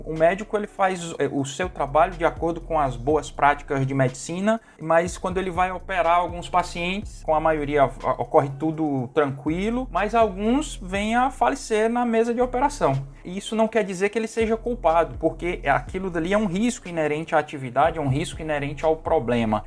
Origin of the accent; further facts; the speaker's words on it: Fortaleza, Ceará, Brazil; Eu sou, sou nascido e, e criado aqui em Fortaleza